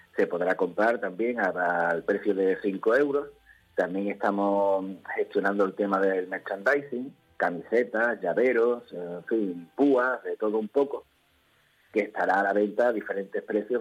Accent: Ceuta, Spain; somos músicos aquí de Ceuta ya con muchos años

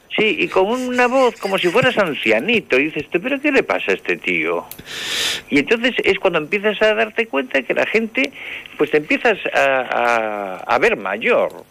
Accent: Santiago de Compostela, Galicia, Spain; moved away as an adult; now in Paredes de Nava, Spain; de Santiago. Y me dicen, de Chile. Y digo, no, hombre, no, de Compostela.

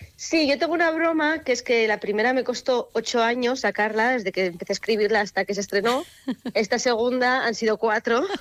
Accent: Artajona, Navarre, Spain; Yo lo quería traer a mi, pues a mi pueblo, a mi idiosincrasia, ¿no? Como a, mi, a lo que yo he crecido. Pero claro, en Navarra no hay mar

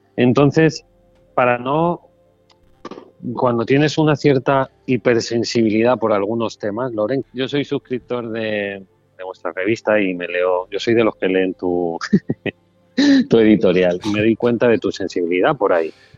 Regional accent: Mallorca, Balearic Islands, Spain; now in Málaga, Spain; Ahora estoy en una feria que han creado en Mallorca, que estuve hace poco y he disfrutado mucho de mi tierra

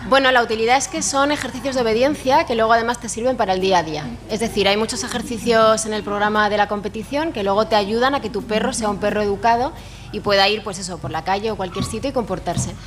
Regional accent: Madrid, Community of Madrid, Spain; now in Alicante, Spain; yo por ejemplo que soy de Madrid

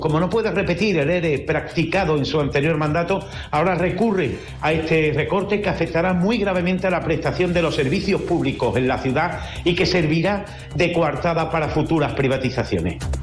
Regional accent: Cádiz province, Andalusia, Spain; somos los gaditanos y las gaditanas

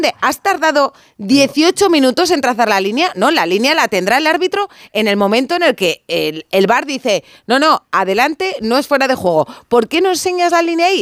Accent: Atapuerca, Castile and León, Spain; soy de Atapuerca

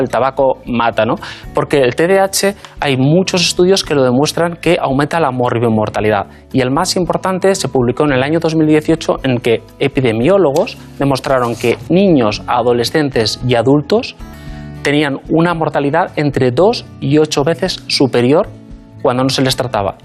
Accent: Basque Country, Spain; born or raised there; moved away as an adult; also born or lived in Madrid / London

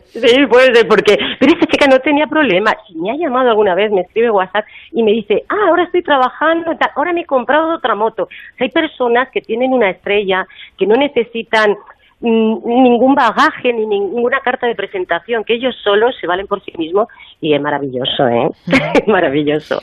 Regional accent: Madrid, Community of Madrid, Spain; yo soy de Madrid

